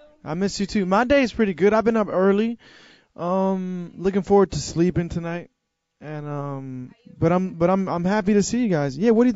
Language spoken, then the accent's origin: English; New York, United States; I was born and raised in New York, and my parents are from Dominican Republic. So I would always go to Dominican Republic every summer